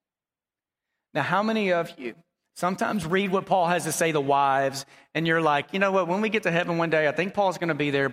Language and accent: English; Dallas, Texas, United States; also born or lived in Abilene, Texas; I grew up in Dallas